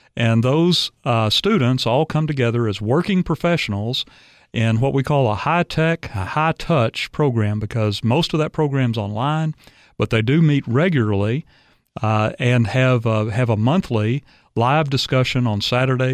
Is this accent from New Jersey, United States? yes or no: no; Arkansas, United States; moved away as an adult; also born or lived in Dallas, Texas; now in Tennessee, United States; I'm from Arkansas originally.